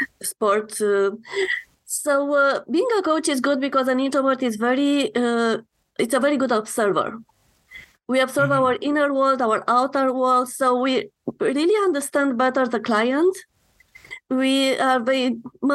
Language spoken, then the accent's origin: English; Romania; moved away as an adult; now in Canada; I'm coming from Romania, and when I immigrated to Canada